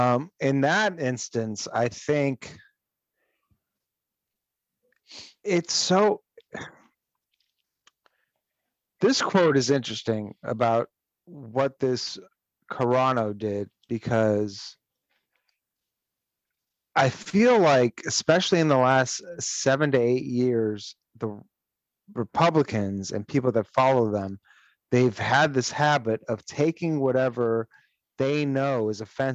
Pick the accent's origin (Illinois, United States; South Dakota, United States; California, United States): California, United States; Los Angeles; I grew up with kids on the west side of LA.